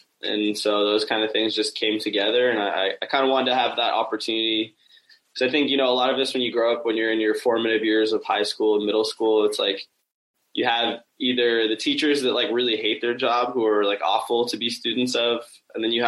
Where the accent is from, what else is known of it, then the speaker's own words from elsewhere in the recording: San Francisco, California, United States; San Francisco, which is where my hometown, where I'm from